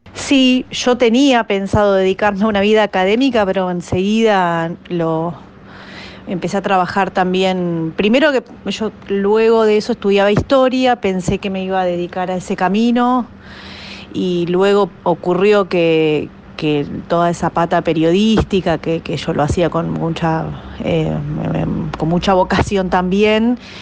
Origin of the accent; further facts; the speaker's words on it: Aldo Bonzi, Buenos Aires Province, Argentina; also born or lived in Bernal; yo en realidad nací en Bernal, en Bernal Oeste. Viví, cuando nací, viví un tiempo con, mis abuelos maternos, que eran dos gallegos que, vivían en Bernal. Eh, y luego de ahí nos, mudamos a Aldo Bonzi